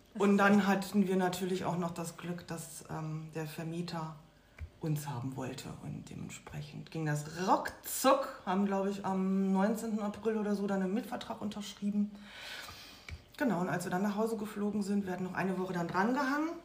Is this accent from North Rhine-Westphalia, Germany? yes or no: yes; Lünen, North Rhine-Westphalia, Germany; moved away as an adult; also born or lived in Baltic Sea coast, Germany; eine Wohnung in der alten Heimat im Ruhrgebiet, also in meiner Heimatstadt bei der Familie